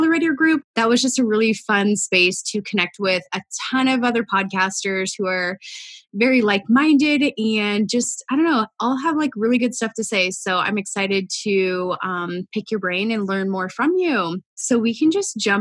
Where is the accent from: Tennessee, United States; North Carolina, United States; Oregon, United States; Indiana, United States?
Oregon, United States; now in Arizona, United States; I grew up in Oregon